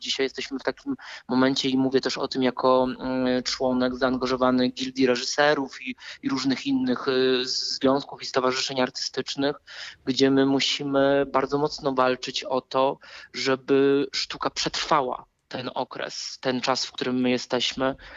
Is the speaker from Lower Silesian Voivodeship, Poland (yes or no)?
yes; Wrocław, Lower Silesian Voivodeship, Poland; jestem z Wrocławia i zawsze będę powtarzał, że to jest moje miasto